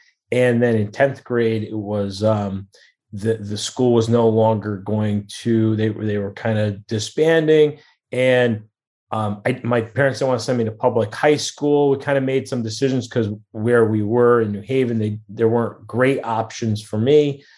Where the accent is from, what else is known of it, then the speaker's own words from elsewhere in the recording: New Haven, Connecticut, United States; Connecticut, in New Haven, born and raised in New Haven, Connecticut area.